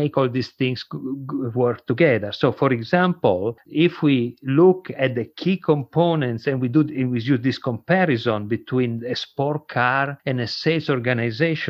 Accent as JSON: {"language": "English", "country": "Italy", "accent": "not American", "second_language": "English", "moved": "as an adult", "lives_now": "United States", "said": "my accent is a little bit not American, I'm Italian. I came to the United States 20 years ago."}